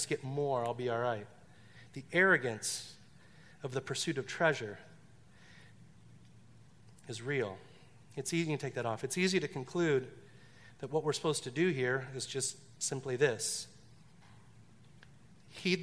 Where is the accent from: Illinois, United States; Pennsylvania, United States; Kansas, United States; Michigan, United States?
Michigan, United States; Detroit; I grew up in Detroit